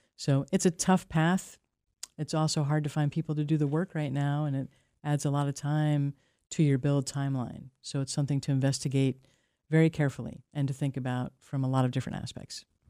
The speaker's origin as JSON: {"language": "English", "region": "New York", "country": "United States", "moved": "as an adult", "lives_now": "Maine, United States", "said": "I come from a multi-generation construction family in New York"}